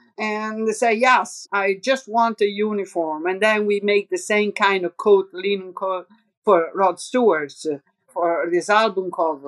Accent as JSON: {"language": "English", "town": "Rome", "region": "Lazio", "country": "Italy", "accent": "Roman", "second_language": "English", "said": "We were speaking in English, very similar accent, because my accent is a little bit Roman and she has the same, kind of."}